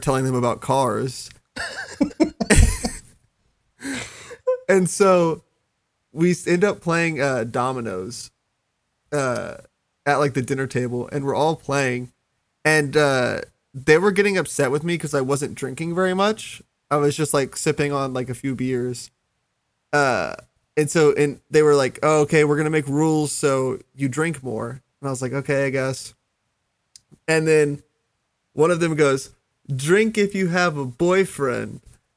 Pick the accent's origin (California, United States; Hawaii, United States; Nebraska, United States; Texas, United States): Texas, United States; I was from Texas